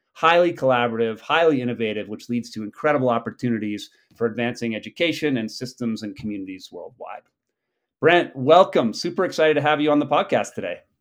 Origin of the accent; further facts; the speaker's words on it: New England, United States; I grew up in New England when chestnuts were still around